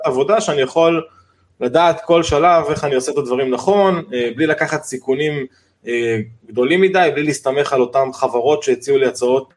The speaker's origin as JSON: {"language": "Hebrew", "town": "Giv'at Ze'ev", "region": "Judea and Samaria", "country": "Israel", "tie": "born or raised there", "moved": "yes", "lives_now": "Rosh HaAyin, Israel", "said": "שני חברי ילדות שגדלנו בגבעת זאב בירושלים"}